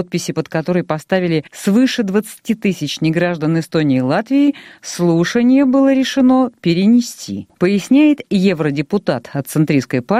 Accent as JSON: {"language": "Russian", "country": "Ukraine", "said": "мы ну, с Украины, да. мы Украина, Россия, друзья."}